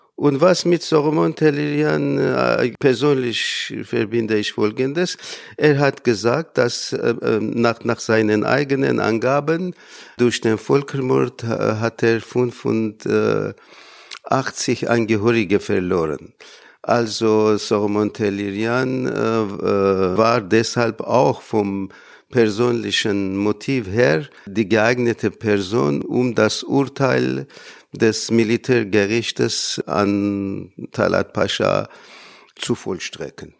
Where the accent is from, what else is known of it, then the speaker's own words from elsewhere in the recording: small town near Isfahan, Iran; moved away as an adult; now in Germany; Geboren bin ich in der kleinen Stadt Jura in der Nähe von Isfahan und ich habe hier in Deutschland studiert